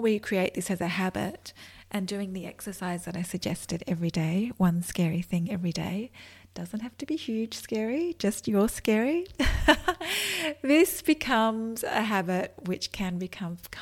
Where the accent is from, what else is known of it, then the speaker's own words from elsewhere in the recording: Australia; accent: Australian; I'm in Australia, which is an awesome place, and you can probably tell by my accent.